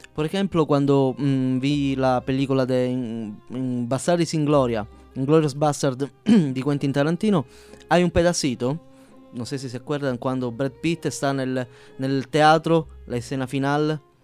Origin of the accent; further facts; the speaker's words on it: Palermo, Sicily, Italy; first language Sicilian; Spanish is a second language; now in Mexico; Soy del mero sur, soy siciliano de Palermo.